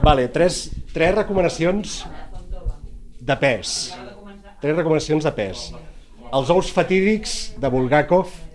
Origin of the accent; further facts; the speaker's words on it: Empordà, Catalonia, Spain; jo com a empordanès